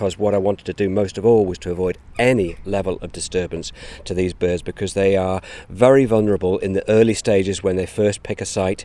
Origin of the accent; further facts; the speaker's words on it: England, United Kingdom; moved away; my home country of England